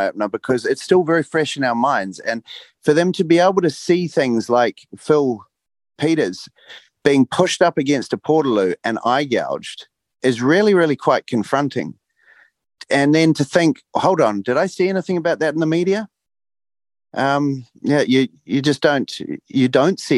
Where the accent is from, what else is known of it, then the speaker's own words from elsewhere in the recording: Rotorua, Bay of Plenty, New Zealand; My hometown